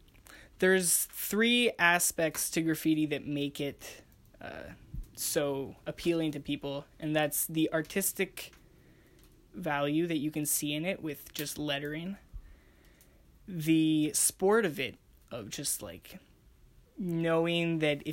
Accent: Montreal, Quebec, Canada; So I'm 18 years old, and I come from Montreal, Quebec, up in Canada.

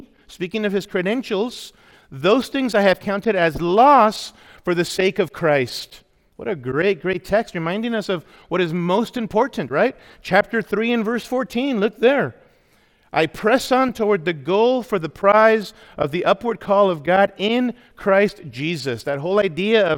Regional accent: Los Angeles, California, United States; I grew up in Awana in the LA area, was involved in Awana as a kid

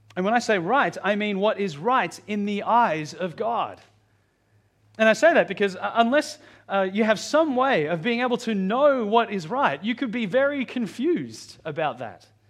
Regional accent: Australia; as a Filipino growing up in Australia with lots of white Australian friends

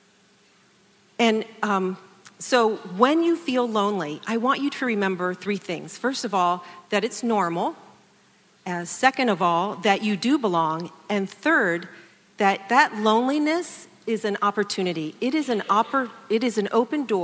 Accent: Columbus, Ohio, United States; I am a Buckeye. I grew up here in Columbus

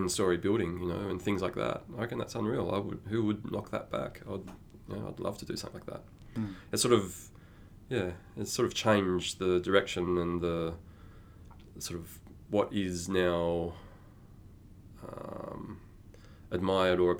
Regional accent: Sydney, New South Wales, Australia; moved away as an adult; also born or lived in Melbourne; I'm actually from New South Wales, from Sydney.

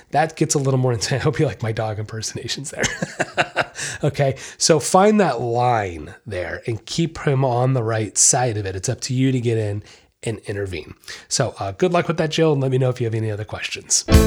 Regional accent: Treasure Coast, Florida, United States; Nice little local place right here in my hometown

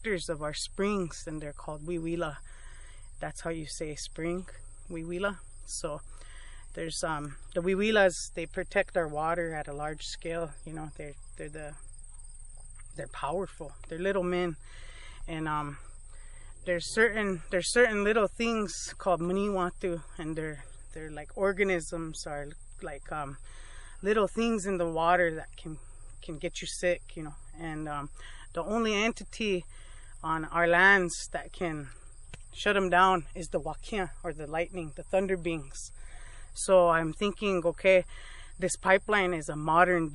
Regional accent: Rosebud, South Dakota, United States; I'm from Swift Bear community on Sichangu lands in Rosebud, South Dakota.

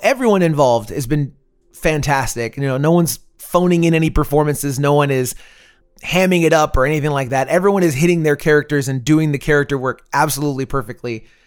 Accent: Central Florida, United States; moved away as an adult; now in Austin, United States; I'm originally from the Central Florida area. Lived there a very long time

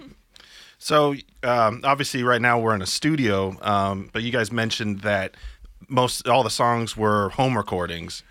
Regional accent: Palmdale, California, United States; I'm from Palmdale, so I'm picturing the same situation that I kind of grew up

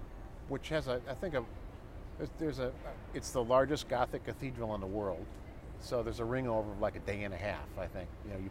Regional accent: Rockford, Illinois, United States; Rockford, Illinois.

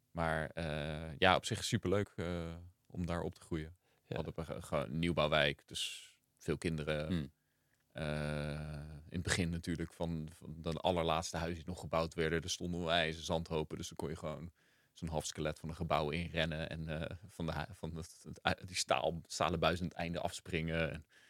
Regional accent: Gouda, South Holland, Netherlands; moved away; also born or lived in Rotterdam / Rio de Janeiro; we zijn in Rotterdam geboren. En toen ik zeven was, zijn we naar Gouda verhuisd. Dus eigenlijk opgegroeid in Gouda.

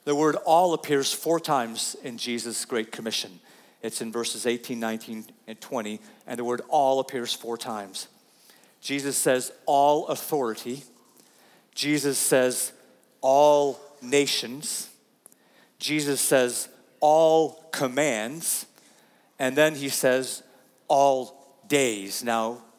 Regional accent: United States; we typically as American people struggle with pretty good

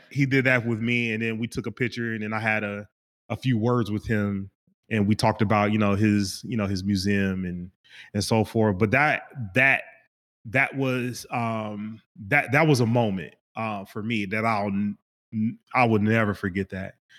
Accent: Kansas City, Kansas, United States; moved away; I'm originally from Kansas, Kansas City, Kansas

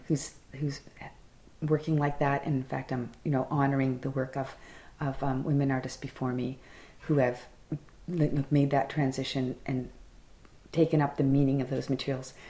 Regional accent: Fredericton, New Brunswick, Canada; an instructor at a college in my hometown

